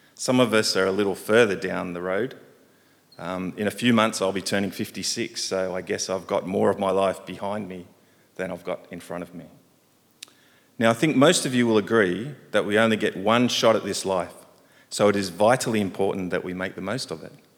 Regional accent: Sydney, New South Wales, Australia; moved away as an adult; now in Hong Kong; I grew up in Sydney

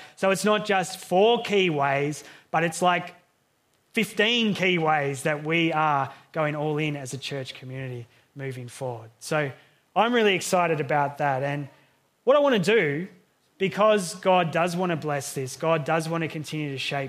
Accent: Healesville, Victoria, Australia; growing up, living in Hillsville as a young person

